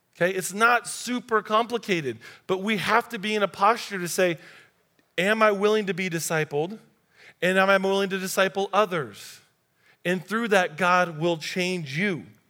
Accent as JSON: {"language": "English", "country": "United States", "said": "our group, American Christians"}